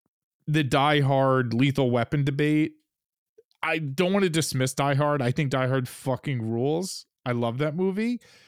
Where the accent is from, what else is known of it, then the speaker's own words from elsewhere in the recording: New York, United States; now in Los Angeles, United States; And you and I are both from like cold parts of the United States. Like I'm from New York and you're from fucking Michigan and outside of Detroit.